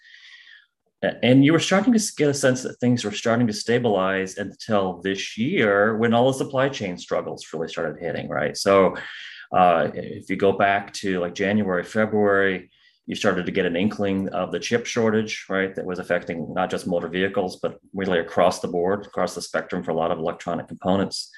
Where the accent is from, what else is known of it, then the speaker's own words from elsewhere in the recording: Central Illinois, United States; I'm originally from Central Illinois.